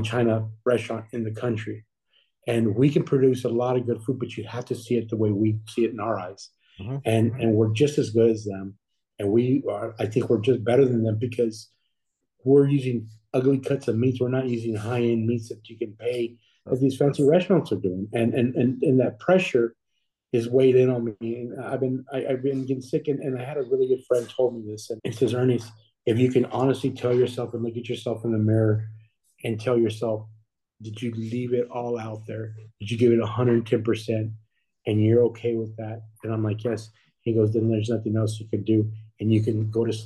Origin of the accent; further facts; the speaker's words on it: Texas, United States; I'm born and raised in Texas, and I'm proud to be from Texas.